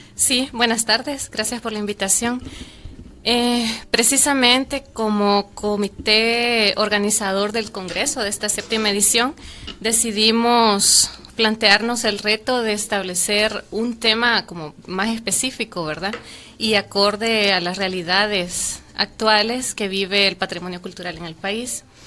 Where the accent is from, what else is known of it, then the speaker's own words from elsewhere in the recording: El Salvador; como salvadoreños